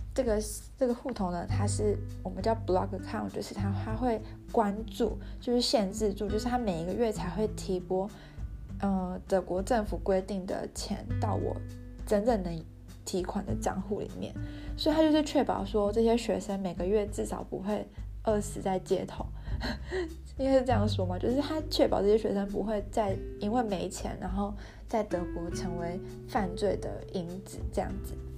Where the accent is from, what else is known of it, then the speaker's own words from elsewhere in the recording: Taiwan; moved away as an adult; now in Germany; 我就说我从台湾来的